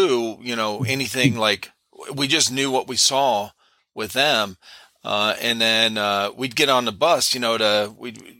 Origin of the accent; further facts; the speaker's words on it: Cleveland, Ohio, United States; I grew up in Cleveland, Ohio, got a lot of snow, as a kid growing up